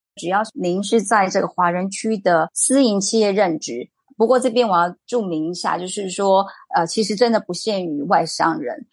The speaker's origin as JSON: {"language": "Chinese", "country": "Taiwan", "said": "因为台湾并没有像非洲和东南亚这边的国家变成殖民地。所以这造成我们世世代代并不会自然而然的就会使用第二外语"}